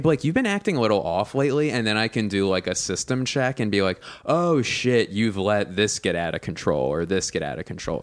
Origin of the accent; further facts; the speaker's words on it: Philadelphia, Pennsylvania, United States; now in Los Angeles, United States; I'm from Philly